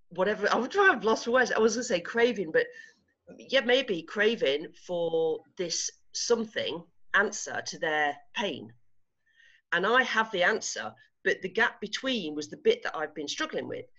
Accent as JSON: {"language": "English", "region": "England", "country": "United Kingdom", "moved": "as an adult", "lives_now": "Spain", "said": "I'm English. I'm so English"}